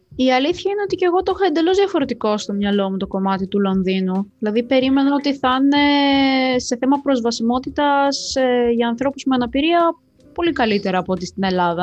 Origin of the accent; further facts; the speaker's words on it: Moldova; now in Greece; είμαι από Μολδαβία και έχω μεγαλώσει με χιόνι